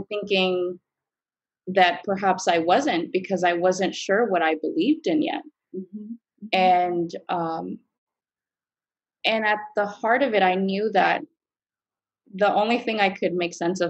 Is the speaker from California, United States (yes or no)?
yes; Los Angeles, California, United States; I grew up in East Los Angeles, which is maybe 15 minutes east of the ashram.